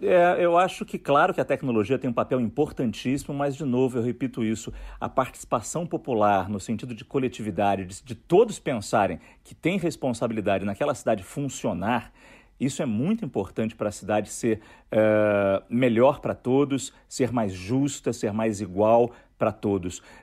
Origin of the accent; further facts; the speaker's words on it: Rio de Janeiro, Brazil; moved away as an adult; also born or lived in Japan; A gente é do Rio de Janeiro, então a gente sentia muita saudade do Rio